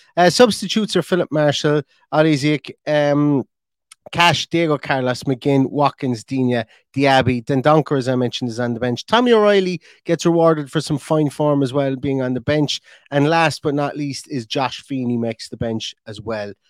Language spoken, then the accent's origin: English; Ireland; I'm an Irishman